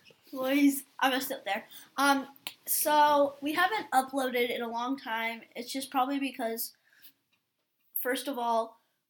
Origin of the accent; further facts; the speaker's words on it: Oakland, California, United States; if we're from Oakland